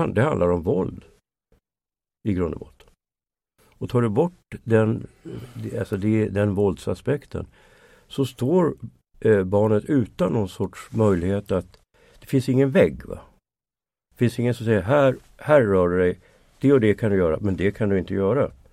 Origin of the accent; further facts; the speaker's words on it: Sweden; som svensk